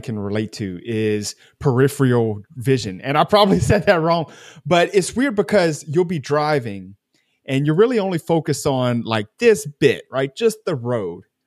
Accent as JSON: {"language": "English", "country": "United States", "said": "I'm American"}